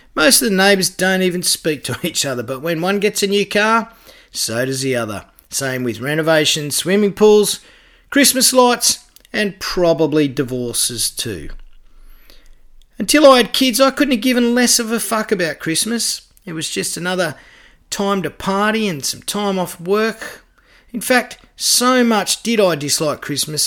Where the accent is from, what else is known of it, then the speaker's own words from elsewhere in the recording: Canberra, Australian Capital Territory, Australia; also born or lived in Huskisson, Jervis Bay; my hometown of Canberra